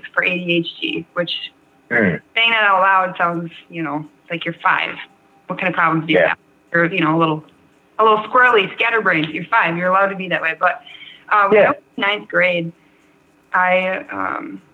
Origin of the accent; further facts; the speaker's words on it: Pickerel, Wisconsin, United States; moved away as an adult; also born or lived in Portland / California / Antigo, Wisconsin / Green Bay, Wisconsin; Originally, I am from Pickerel, Wisconsin. It's in the middle of nowhere.